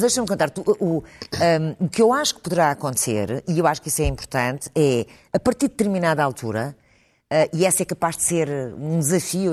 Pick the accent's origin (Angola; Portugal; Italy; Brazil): Portugal; nós temos que nos orgulhar todos como portugueses